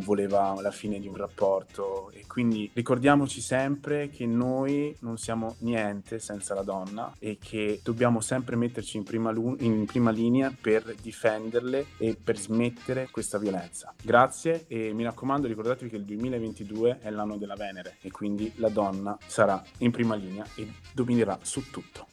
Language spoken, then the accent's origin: Italian; Veneto, Italy; accent: Venetian dialect; col dialetto veneto